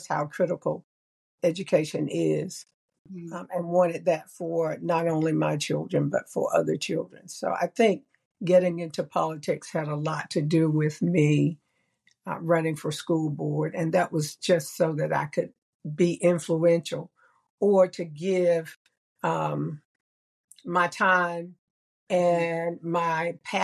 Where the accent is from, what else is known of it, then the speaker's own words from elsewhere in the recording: North Side / Pine Knolls neighborhood, North Carolina, United States; when I was growing up in the North Side neighborhood or the Pine Knolls neighborhood